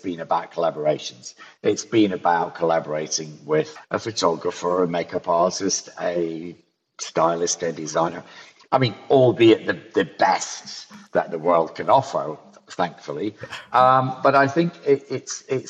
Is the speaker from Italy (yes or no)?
no; Ayrshire, Scotland, United Kingdom; moved away; also born or lived in London; In Ayrshire, in the southwest of Scotland